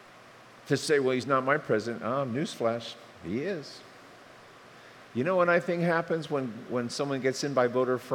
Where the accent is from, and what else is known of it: Bowie, Maryland, United States; born or raised there